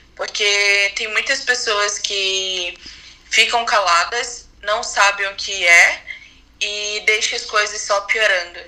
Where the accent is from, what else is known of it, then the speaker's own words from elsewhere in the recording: Manaus, Amazonas, Brazil; moved away as an adult; now in São Paulo, Brazil; eu sou de Manaus, mas atualmente estou morando em São Paulo